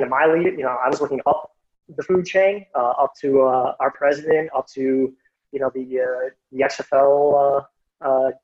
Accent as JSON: {"language": "English", "town": "Chicago", "region": "Illinois", "country": "United States", "tie": "born or raised there", "said": "I'm from Chicago and actually grew up on the southwest side of the city"}